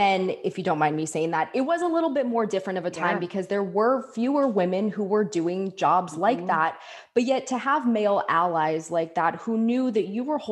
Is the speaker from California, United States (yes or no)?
yes; San Diego, California, United States; I grew up in San Diego.